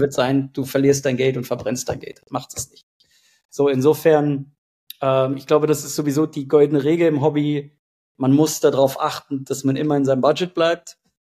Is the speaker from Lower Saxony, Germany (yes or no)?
yes; Hanover, Lower Saxony, Germany; ich komme aus Hannover